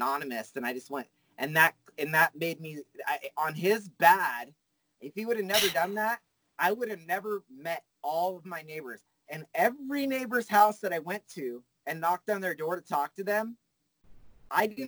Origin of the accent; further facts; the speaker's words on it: Fresno, California, United States; I'm from Fresno where nothing cool happens